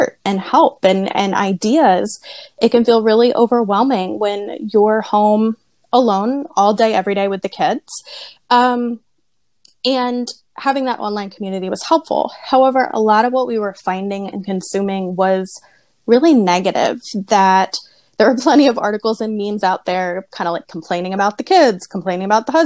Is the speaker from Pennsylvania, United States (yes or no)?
yes; Lititz, Pennsylvania, United States; I did grow up in Lidditz